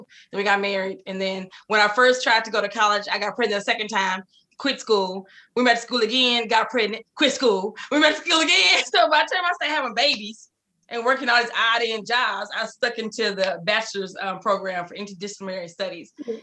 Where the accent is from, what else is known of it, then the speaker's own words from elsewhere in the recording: Waco, Texas, United States; I'm from Waco, Texas